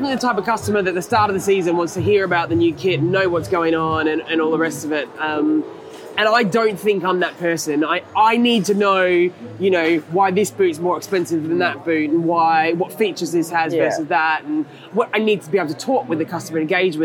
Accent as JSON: {"language": "English", "country": "Australia", "tie": "born or raised there", "said": "I grew up in Australia, and I grew up, my folks had a house by the beach, and I grew up surfing"}